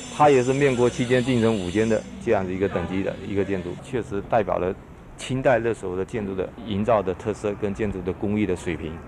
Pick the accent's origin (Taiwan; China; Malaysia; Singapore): China; Fuzhou, Fujian; 我们作为福州人来讲